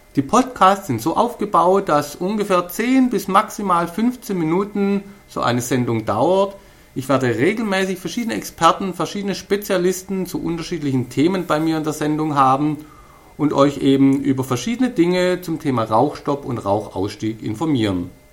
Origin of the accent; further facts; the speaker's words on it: Stuttgart area, Baden-Württemberg, Germany; accent: Swabian; ich komme aus dem Stuttgarter Raum und ihr wisst ja, wir Schwaben können alles außer Hochdeutsch